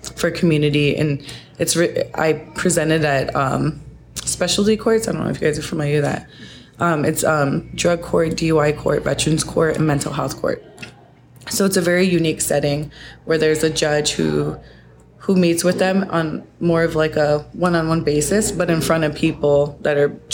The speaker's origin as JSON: {"language": "English", "town": "Sioux Falls", "region": "South Dakota", "country": "United States", "tie": "born or raised there", "also_born_or_lived": "Fort Peck Reservation, Montana", "said": "my family moved here when I was 5. And so I grew up in Sioux Falls."}